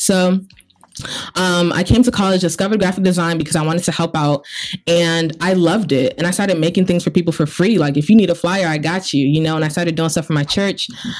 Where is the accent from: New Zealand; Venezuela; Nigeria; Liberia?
Nigeria; now in United States; I am Nigerian.